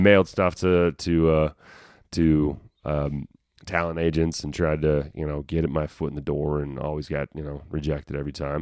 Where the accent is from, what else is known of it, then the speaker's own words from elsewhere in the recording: Denver, Colorado, United States; accent: country twang; moved away as an adult; also born or lived in Burbank, California; I grew up in Denver, Colorado. I was born in Denver in Rose Hospital